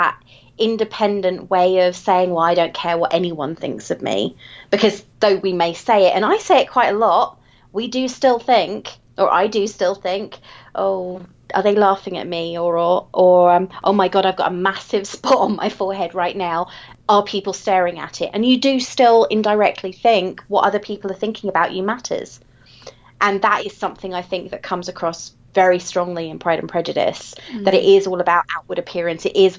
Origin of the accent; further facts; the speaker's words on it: England, United Kingdom; I'm English, therefore this is all we read.